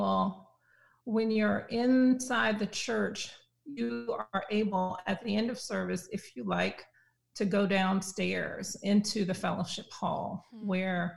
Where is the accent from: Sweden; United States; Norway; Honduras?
United States; South Carolina; I grew up Progressive Baptist in South Carolina.